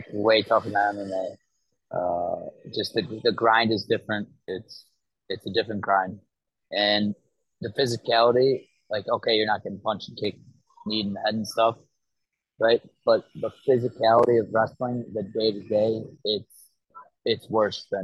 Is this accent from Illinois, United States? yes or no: yes; Chicago, Illinois, United States; moved away; I'm from Chicago originally